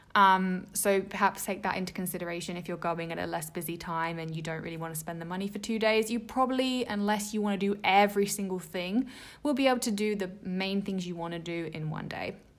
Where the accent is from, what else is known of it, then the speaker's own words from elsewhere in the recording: England, United Kingdom; I grew up in England